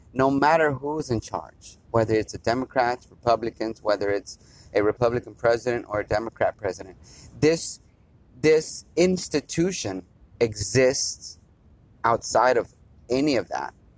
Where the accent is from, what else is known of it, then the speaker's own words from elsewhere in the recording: United States; as an American citizen. That's what we are. We're Americans